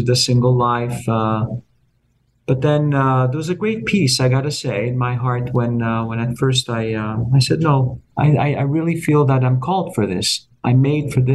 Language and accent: English; Montreal, Quebec, Canada; moved away as an adult; now in Toronto, Canada; it's where I was born and raised. Of course, it's always, I'm also from Montreal